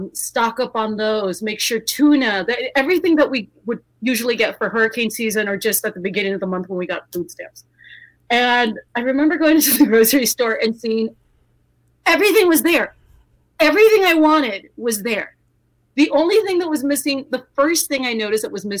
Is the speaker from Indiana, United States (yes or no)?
no; South Texas, United States; I grew up in South Texas